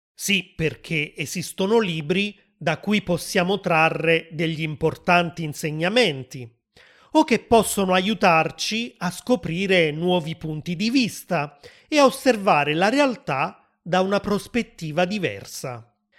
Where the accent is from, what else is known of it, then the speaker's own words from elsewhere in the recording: Southern Italy, Italy; sono nato nel sud dell'Italia